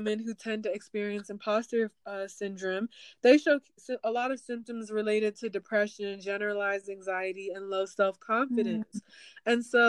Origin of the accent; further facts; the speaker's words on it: Nigeria; I'm Nigerian. So for me, culturally, I mean, we have thick skin, we're tough.